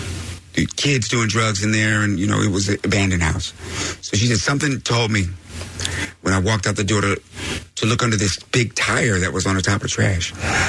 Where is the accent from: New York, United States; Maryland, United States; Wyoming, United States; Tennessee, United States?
Wyoming, United States; Laramie; moved away; also born or lived in Fort Collins, Colorado; I grew up in Laramie, Wyoming, and Fort Collins, Colorado, on communes and stuff.